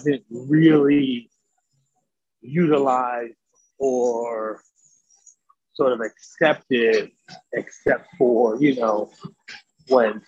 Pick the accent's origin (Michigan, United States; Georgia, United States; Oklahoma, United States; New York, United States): New York, United States; New York City; also born or lived in Andover, Massachusetts; now in Long Island, United States; I was born and raised in the Bronx. And I currently live in Long Island, New York